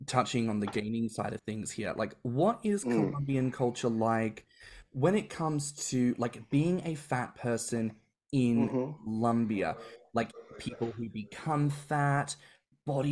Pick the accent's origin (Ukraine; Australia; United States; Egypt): Australia; as an Australian